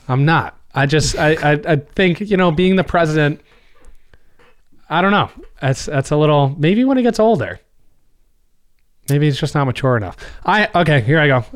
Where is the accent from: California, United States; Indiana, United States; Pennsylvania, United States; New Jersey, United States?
New Jersey, United States; We're from New Jersey